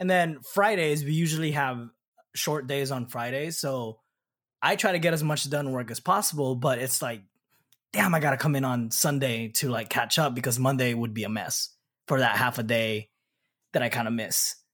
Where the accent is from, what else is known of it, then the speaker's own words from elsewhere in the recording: Southern California, United States; we're both from Southern California